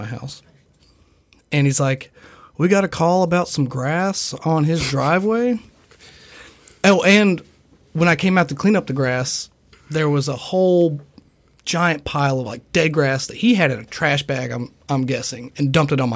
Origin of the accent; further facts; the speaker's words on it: Nicholasville, Kentucky, United States; I'm from Nicholasville